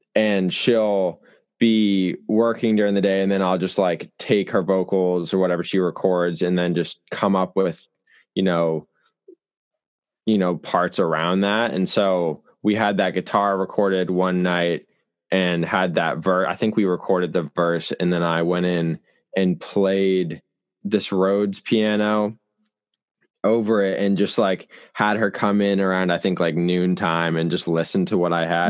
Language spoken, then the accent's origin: English; Hingham, Massachusetts, United States; I'm from Hingham, Massachusetts